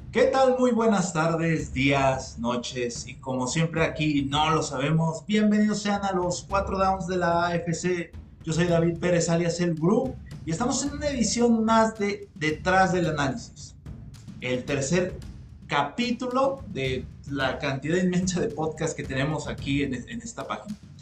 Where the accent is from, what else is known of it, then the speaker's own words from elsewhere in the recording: Mexico; los mexicanos somos muy criticones